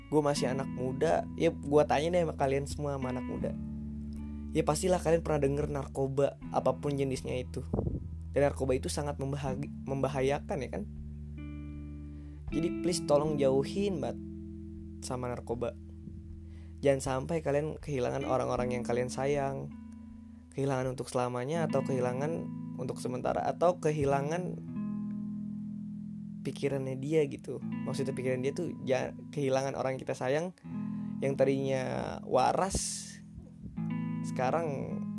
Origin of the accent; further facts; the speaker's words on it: Tangerang, Banten, Indonesia; born there; umur gua 19 tahun sih. Gua lahir di Tangerang 11 Maret 2001.